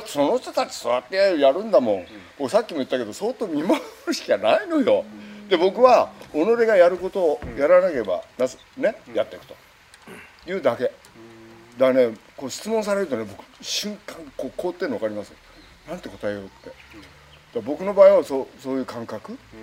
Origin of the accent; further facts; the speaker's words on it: Kagoshima, Japan; 僕鹿児島生まれですから